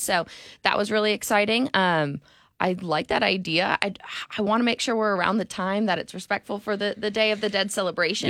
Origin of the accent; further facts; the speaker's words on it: Connecticut, United States; now in Tulsa, United States; I'm from Connecticut